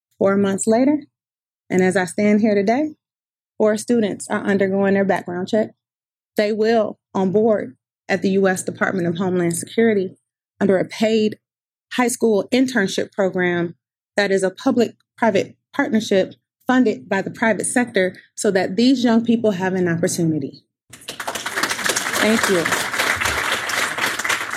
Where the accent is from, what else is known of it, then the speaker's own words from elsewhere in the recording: Detroit, Michigan, United States; I'm also from Detroit, Michigan